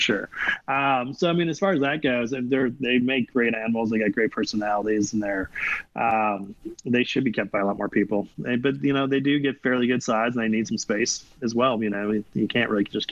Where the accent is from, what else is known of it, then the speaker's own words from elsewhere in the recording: Midwest, United States; now in Texas, United States; I grew up in the Midwest, so I'm just used to having a basement